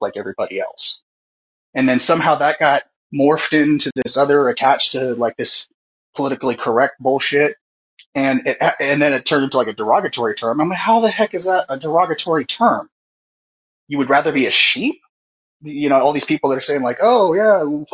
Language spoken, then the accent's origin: English; Oakland, California, United States; I'm from Oakland, you know, here in the San Francisco Bay Area